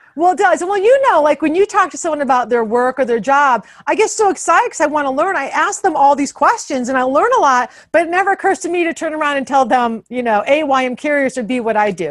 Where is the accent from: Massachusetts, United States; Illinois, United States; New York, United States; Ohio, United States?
Ohio, United States; Toledo; moved away as an adult; also born or lived in Boston; now in Washington, DC, United States; I'm from Toledo